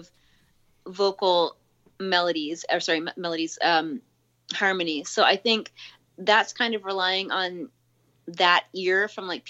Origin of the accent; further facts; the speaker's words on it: Canada; moved away; I'm from Canada, so I went to school in Toronto and in Canada